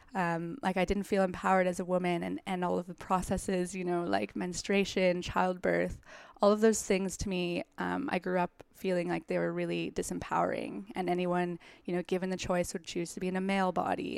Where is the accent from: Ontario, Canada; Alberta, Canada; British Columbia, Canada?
Alberta, Canada; Calgary; now in New York, United States; I'm from Calgary, Canada